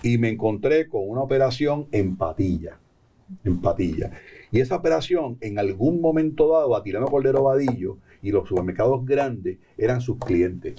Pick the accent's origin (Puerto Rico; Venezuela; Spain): Puerto Rico; como puertorriqueños y puertorriqueñas